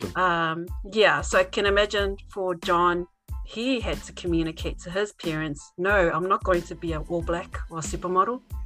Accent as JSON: {"language": "English", "country": "New Zealand", "tie": "born or raised there", "said": "having been born and raised in New Zealand, why I, as a Tongan"}